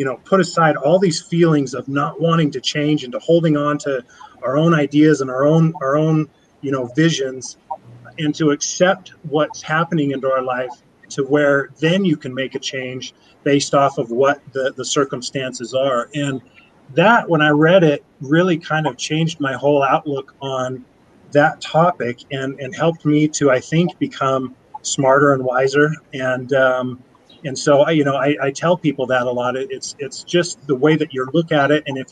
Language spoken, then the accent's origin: English; Sandy, Utah, United States; also born or lived in Draper, Utah; I'm a local boy, but didn't grow up in Orem. I grew up in Sandy, now live in Draper